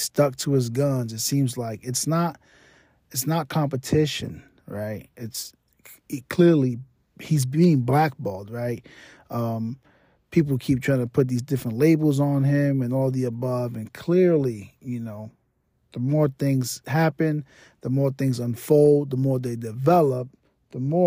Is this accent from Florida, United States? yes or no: no; New York, United States; moved away; I'm from New York, so when he had his reign in New York, you know, I lived there